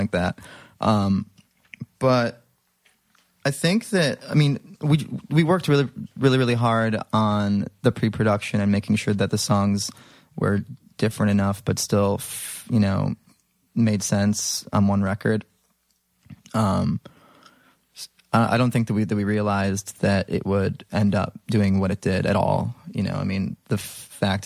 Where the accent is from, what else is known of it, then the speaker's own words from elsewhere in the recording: Libertyville, Illinois, United States; In the suburbs. A little town called Libertyville.